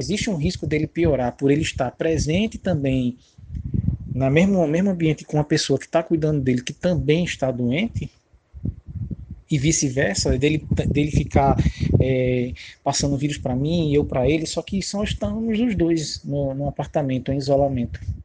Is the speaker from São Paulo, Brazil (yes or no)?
no; Recife, Pernambuco, Brazil; now in João Pessoa, Brazil; Na verdade, sou de Recife, moro em João Pessoa